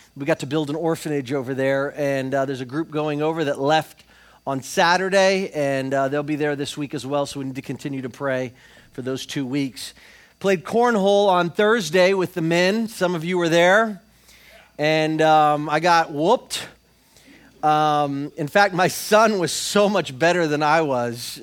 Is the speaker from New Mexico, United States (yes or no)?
no; Florida, United States; we're from Florida